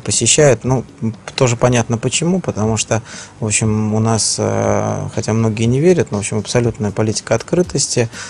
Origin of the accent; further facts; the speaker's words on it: Saint Petersburg, Russia; я как человек, который рожден в Ленинграде, в Санкт-Петербурге